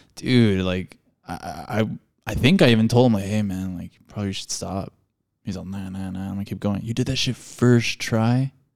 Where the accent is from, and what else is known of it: El Paso, Texas, United States; born or raised there